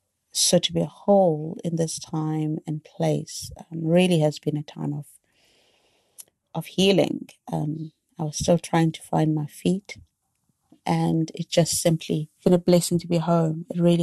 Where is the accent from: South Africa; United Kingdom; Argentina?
South Africa; And for me, I moved back to my home country, my beautiful country, South Africa.